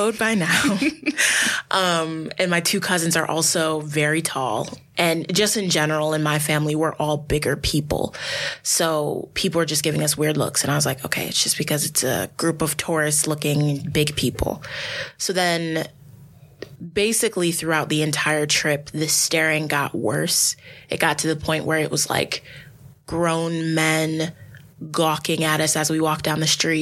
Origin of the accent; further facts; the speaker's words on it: United States; I would be treated as an American